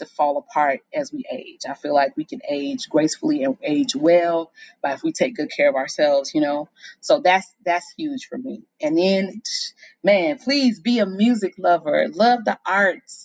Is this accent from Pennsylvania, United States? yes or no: no; Chicago, Illinois, United States; moved away; I'm from Chicago